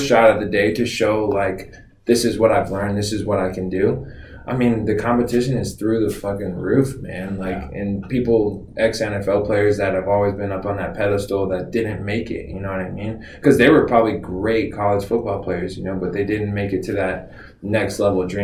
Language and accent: English; Florida, United States; moved away as an adult; also born or lived in North Carolina / Ohio; I'm a Southern boy. I'm from Florida